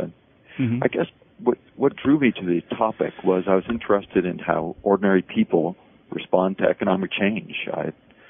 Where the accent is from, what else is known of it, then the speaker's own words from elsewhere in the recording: Boston, Massachusetts, United States; born there; also born or lived in Detroit / Chicago; now in Oakland, United States; Well, I was born in Boston. I didn't do very well in school.